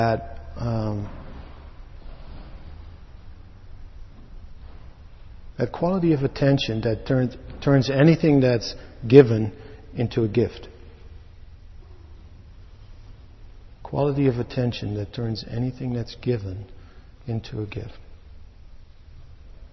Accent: Netherlands; moved away; I was born in Holland

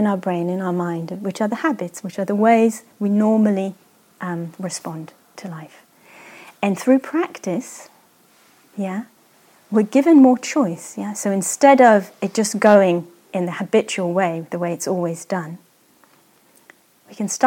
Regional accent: Israel; I grew up in Israel, there's a lot of deserts

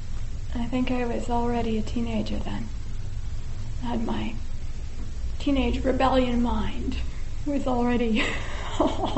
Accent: United States; also born or lived in Oregon / Washington; being a young girl growing up in America, land of the free, home of the brave

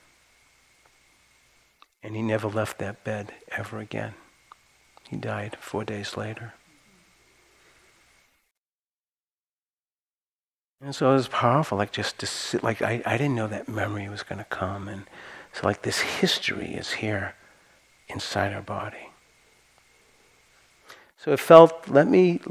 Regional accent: Santa Cruz, California, United States; I'm from Santa Cruz, we like it weird

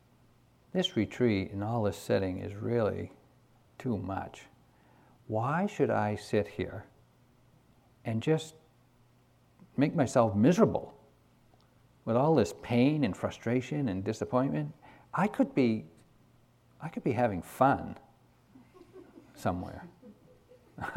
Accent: New England, United States; I grew up here in New England during the 50s.

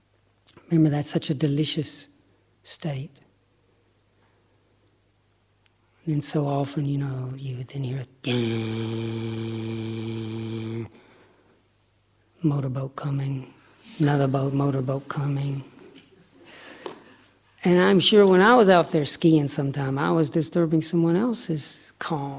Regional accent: Lake Chickamauga, Tennessee, United States; I grew up on Lake Chickamauga, off the Tennessee River.

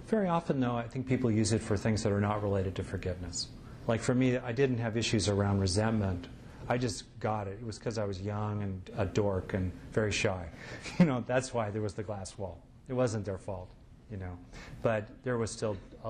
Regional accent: United States; I'm an American

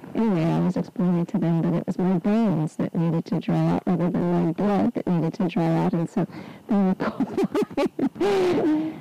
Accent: Southern California, United States; moved away; also born or lived in England; I was born in Southern California, which is a desert

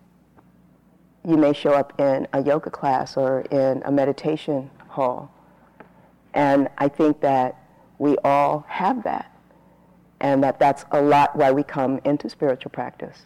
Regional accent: San Bernardino, California, United States; So I grew up in Southern California. I lived outside of LA, a smaller town

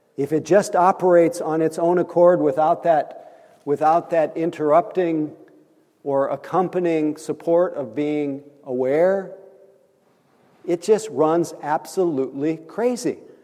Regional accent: Nebraska, United States; accent: Midwest; moved away; I'm from Nebraska

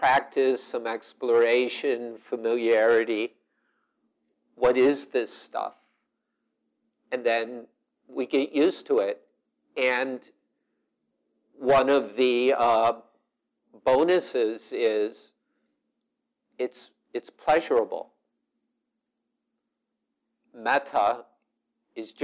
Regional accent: Chicago, Illinois, United States; now in Wisconsin, United States; I'm from Chicago, and we've got Rahm Emanuel, though I live in Wisconsin

